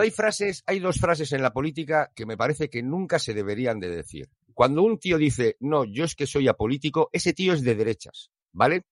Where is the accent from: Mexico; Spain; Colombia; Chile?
Spain; Basque Country; soy vasco